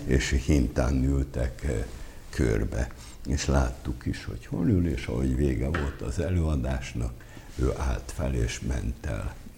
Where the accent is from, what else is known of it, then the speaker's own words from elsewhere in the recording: Abony, Pest, Hungary; én abonyi vagyok